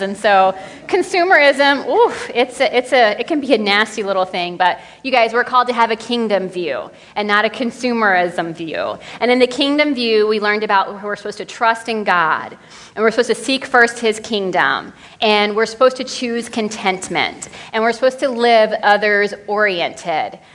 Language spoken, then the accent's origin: English; Texas, United States; now in Minnesota, United States; I am from Texas, living here in Minnesota